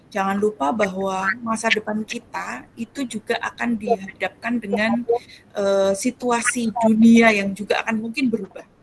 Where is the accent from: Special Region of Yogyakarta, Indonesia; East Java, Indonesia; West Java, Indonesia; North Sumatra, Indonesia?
Special Region of Yogyakarta, Indonesia; Bantul; born there; Saya lahir di Bantul 26 Oktober 1985.